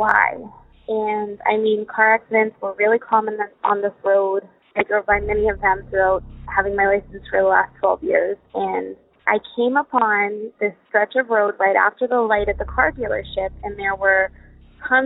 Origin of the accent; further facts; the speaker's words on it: Worcester, Massachusetts, United States; I grew up in Worcester, which is the biggest metropolitan city in New England next to Boston.